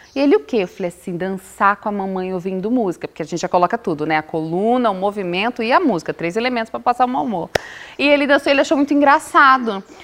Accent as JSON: {"language": "Portuguese", "region": "Bahia", "country": "Brazil", "said": "Eu sou baiana. E tem um ditado na minha terra que baiano não nasce, baiano estreia"}